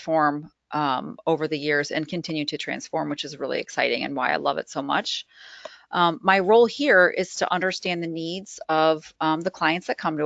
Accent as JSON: {"language": "English", "region": "Midwest", "country": "United States", "said": "I'm from the Midwest"}